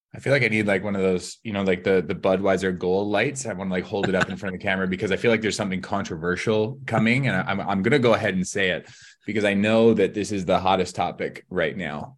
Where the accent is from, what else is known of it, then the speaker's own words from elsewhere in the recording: Southeast Kootenays, British Columbia, Canada; now in Vancouver, Canada; I'm from the Southeast Kootenays